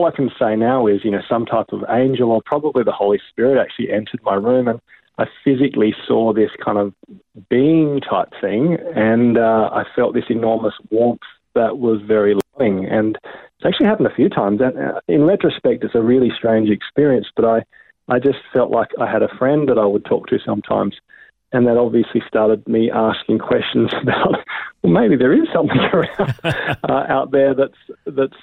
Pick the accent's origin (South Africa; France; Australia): Australia; Adelaide, South Australia; I'm from Adelaide originally. So my dad's Chinese from Shanghai. Mum's a Dinky Dai Aussie, so I'm half Chinese. And I grew up in the foothills of Adelaide